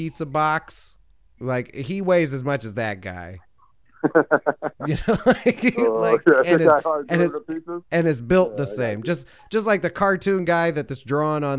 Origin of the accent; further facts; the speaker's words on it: Chicago, Illinois, United States; we grew up in Chicago